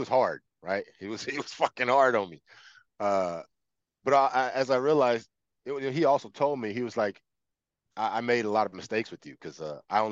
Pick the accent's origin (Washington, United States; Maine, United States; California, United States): California, United States; Los Angeles; also born or lived in Palmdale, California; I was born in Los Angeles at the USC Medical Center. I grew up in South Central, South LA for about half of my life. And then my family moved to, it was my mom and my stepdad, moved to Palmdale